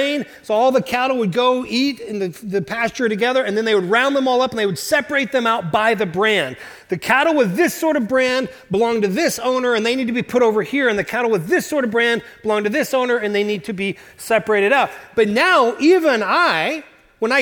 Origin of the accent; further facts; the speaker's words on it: Oklahoma, United States; moved away; I'm from Oklahoma